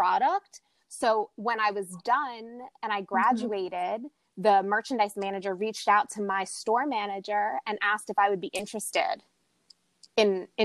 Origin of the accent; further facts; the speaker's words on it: New York, United States; also born or lived in Bronx / Little Rock, Arkansas; being someone who's born and raised in New York